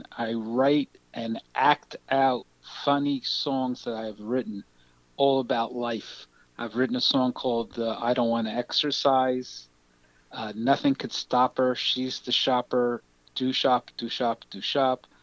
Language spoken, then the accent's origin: English; Irvington, New Jersey, United States; now in South Brunswick, United States; I grew up in Irvington